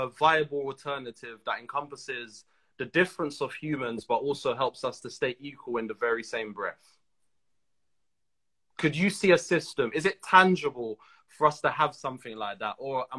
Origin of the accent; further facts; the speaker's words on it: Trinidad & Tobago; I'm from Trinidad. In Trinidad, we have a large Indian population.